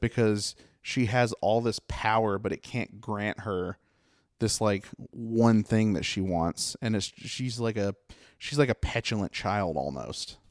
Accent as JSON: {"language": "English", "town": "Mount Airy", "country": "United States", "said": "I come from Mount Airy"}